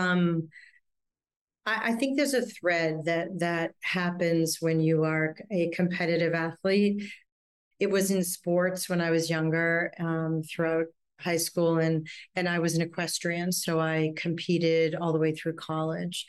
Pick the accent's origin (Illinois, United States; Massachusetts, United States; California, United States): Massachusetts, United States; a suburb outside of Boston; now in New York City, United States; I'm originally from Boston, outside of Boston, a suburb outside of Boston